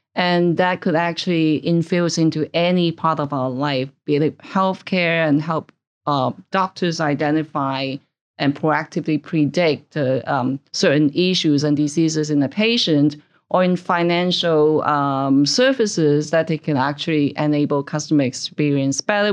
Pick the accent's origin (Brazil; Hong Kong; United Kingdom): Hong Kong; moved away as an adult; also born or lived in Canada; now in New York, United States; I originally grew up in Hong Kong. I stayed there for about twenty-five years, actually